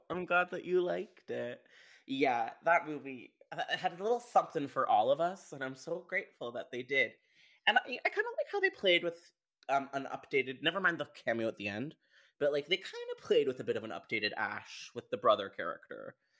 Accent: Canada; I'm Canadian.

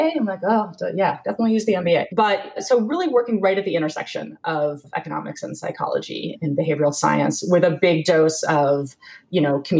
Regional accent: New England, United States; I grew up in New England and went to a pretty high-pressured, high-powered boarding school for high school.

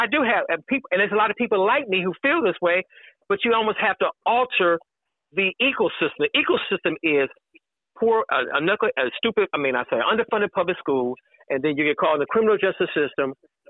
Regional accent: Chicago, Illinois, United States; But I lived in the neighborhood. I grew up here.

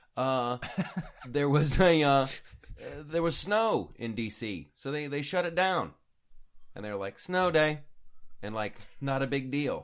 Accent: Columbus, Ohio, United States; when I was a kid growing up in Columbus, Ohio

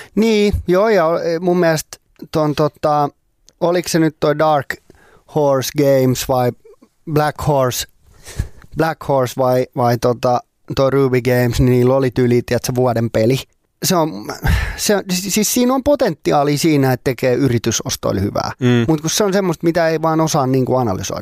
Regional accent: Finland; ei pääse siitä tälleen suomenruotsalaisena

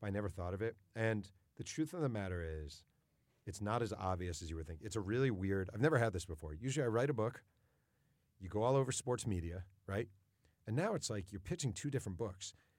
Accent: New York, United States; I grew up in New York

